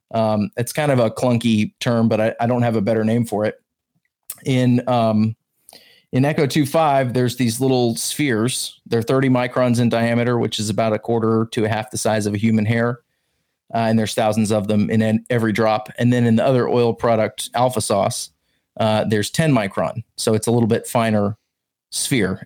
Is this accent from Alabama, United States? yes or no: yes; the South, Alabama, United States; also born or lived in Georgia; I grew up in the South, Alabama and Georgia mainly